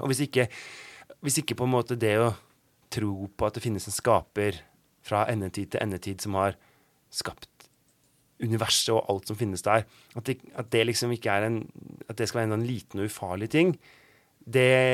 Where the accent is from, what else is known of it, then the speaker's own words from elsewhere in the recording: Oslo, Norway; moved away; also born or lived in Bergen; jeg ikke akkurat har vokst opp med nynorsk. Jeg er fra Oslo